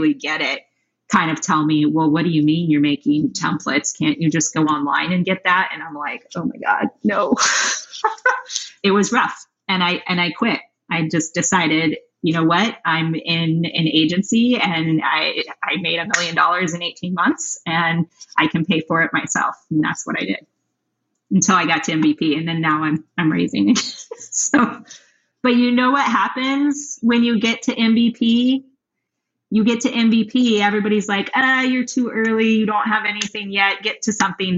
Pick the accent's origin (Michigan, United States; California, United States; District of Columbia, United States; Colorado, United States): Colorado, United States; Denver; also born or lived in New York; now in Los Angeles, United States; I'm from Denver. And then I moved